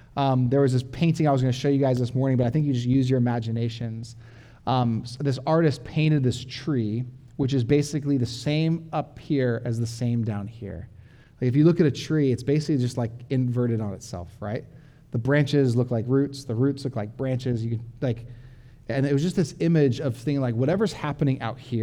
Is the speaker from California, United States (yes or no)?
yes; Orange County, California, United States; moved away; I'm from Orange County, where I had like cement city, like my backyard was like the size of this podium